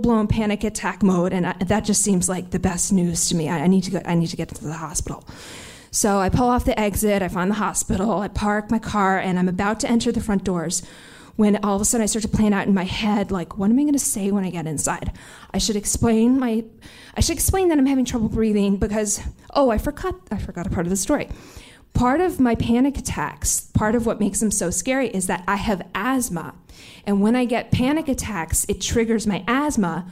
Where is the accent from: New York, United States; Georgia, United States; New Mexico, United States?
New York, United States; New York City; a pathetic, neurotic New Yorker like me